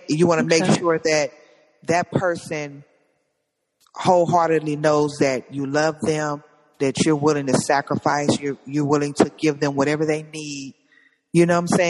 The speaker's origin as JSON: {"language": "English", "town": "Compton", "region": "California", "country": "United States", "said": "I'm from Compton"}